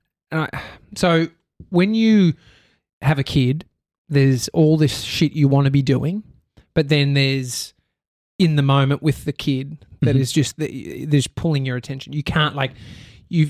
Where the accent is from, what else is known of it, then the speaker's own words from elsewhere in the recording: Australia; us bogan Australians